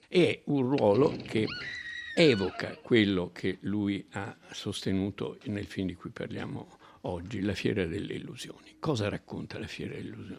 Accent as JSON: {"language": "Italian", "country": "Italy"}